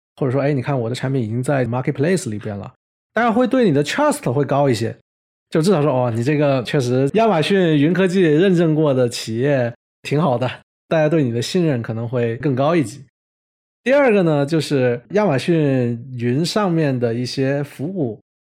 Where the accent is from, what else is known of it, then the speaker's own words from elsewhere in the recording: China; 咱们都是中国人